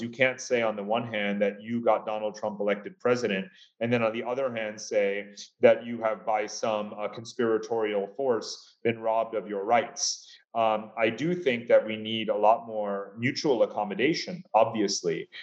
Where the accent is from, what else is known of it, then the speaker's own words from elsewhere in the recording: United States; as an American